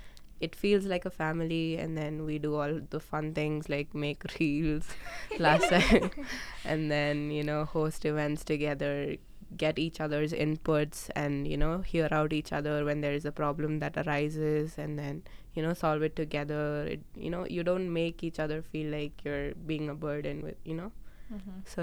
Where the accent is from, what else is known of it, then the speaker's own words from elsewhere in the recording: India; For example, I'm Indian, and then Arisha is Pakistani